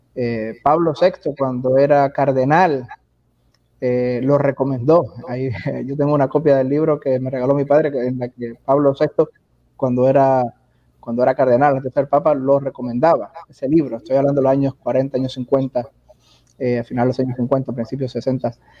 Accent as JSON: {"language": "Spanish", "country": "Puerto Rico", "tie": "born or raised there", "also_born_or_lived": "Miami / Germany / Texas", "moved": "yes", "said": "nací, me crié en Puerto Rico muchos años, entre Puerto Rico y Miami"}